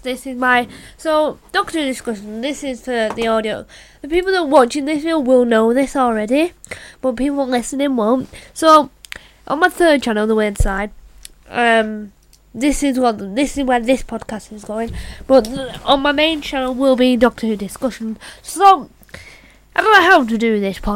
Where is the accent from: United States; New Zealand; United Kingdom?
United Kingdom; I am British